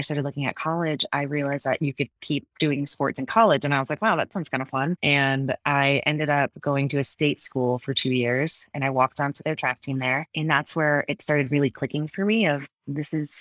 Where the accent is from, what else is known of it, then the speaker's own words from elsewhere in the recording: Connecticut, United States; also born or lived in Florida / Iowa; now in Colorado, United States; I was born in Florida originally and moved to Connecticut when I was 10